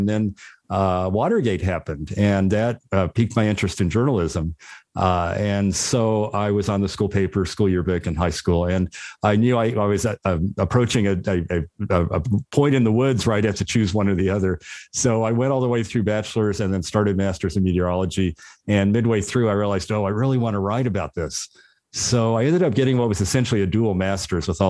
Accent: Oklahoma City, Oklahoma, United States; moved away as an adult; also born or lived in Houston; now in Boulder, United States; I grew up in Oklahoma City, and when I was 7 years old

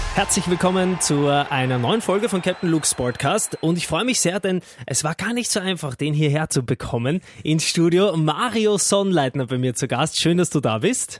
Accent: Austria; als Österreicher

